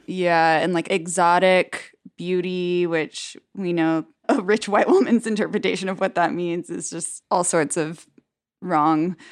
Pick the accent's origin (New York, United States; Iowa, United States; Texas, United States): Texas, United States; Dallas; moved away; my neighborhood in Dallas where I grew up